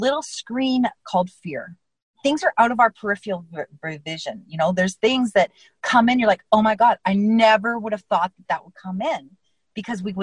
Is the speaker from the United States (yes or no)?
no; Canada; I'm Canadian